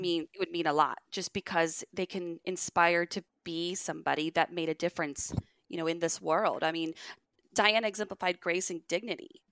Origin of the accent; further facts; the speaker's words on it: Dallas, Texas, United States; also born or lived in Rhode Island; we do the school year in Dallas 'cause that's where I'm from